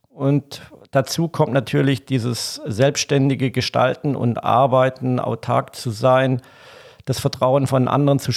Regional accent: Donaueschingen, Baden-Württemberg, Germany; Ja, ursprünglich, ich bin im Schwarzwald geboren, genau in Donaueschingen, zwischen der Nähe von Freiburg, besser gesagt zwischen Freiburg und Bodensee. Und der Bodensee in der Richtung bin ich geboren, groß geworden, auf einem Bauernhof

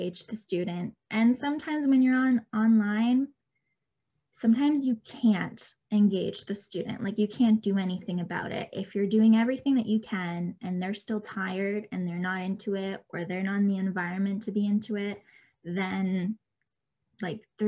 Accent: Canada; I was born and raised in Canada

